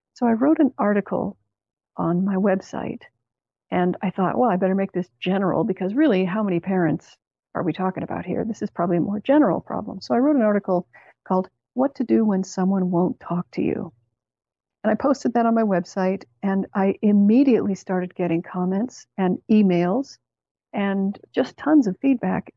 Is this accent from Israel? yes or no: no; Canada; from Canada, where I grew up